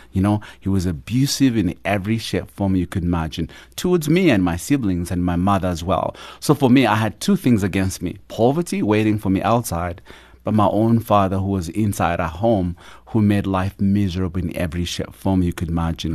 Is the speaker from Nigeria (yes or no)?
no; Uganda; moved away; I grew up in a small little village at the border of Uganda and Rwanda